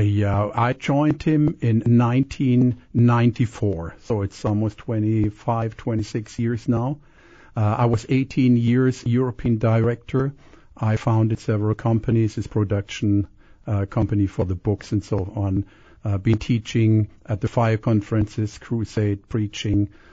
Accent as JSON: {"language": "English", "country": "Canada", "tie": "born or raised there", "also_born_or_lived": "Germany", "moved": "yes", "lives_now": "Kissimmee, United States", "said": "I was born in Germany. I was raised in Canada, and I'm American, so a lot of uh, accents there."}